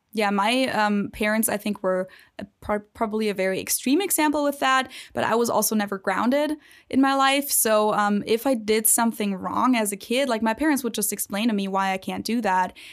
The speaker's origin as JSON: {"language": "English", "country": "Germany", "also_born_or_lived": "Ohio", "moved": "yes", "lives_now": "United States", "said": "from the standpoint of a German"}